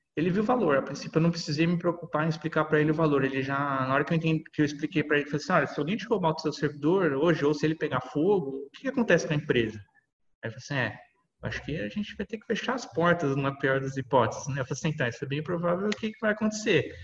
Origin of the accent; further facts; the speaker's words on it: São Paulo, Brazil; Sou de São Paulo, aqui, capital